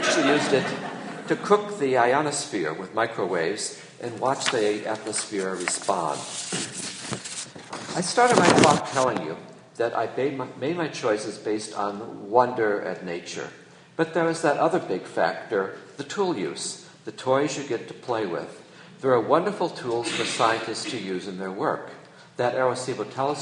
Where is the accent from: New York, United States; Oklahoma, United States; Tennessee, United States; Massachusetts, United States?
New York, United States; Long Island; growing up on Long Island, New York